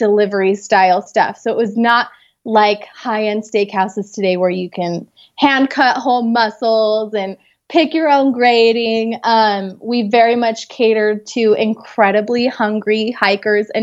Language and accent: English; Utah, United States; I was born and raised in Utah. I still live here